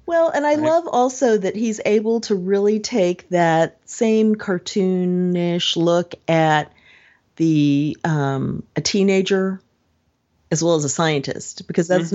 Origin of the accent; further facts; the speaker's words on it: United States; as an American and also an American who looks at the British kind of the way the French might